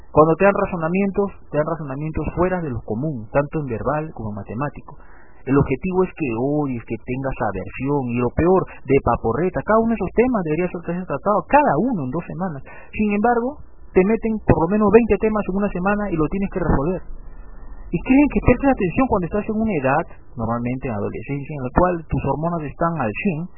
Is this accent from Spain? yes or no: no; Peru; mi experiencia en la escuela peruana.